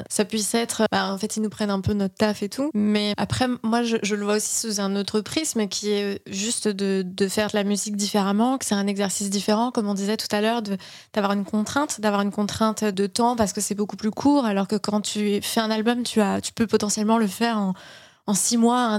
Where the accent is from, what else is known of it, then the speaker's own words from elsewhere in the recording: France; Mais alors attends, je suis française, je fais de la musique pour un jeu vidéo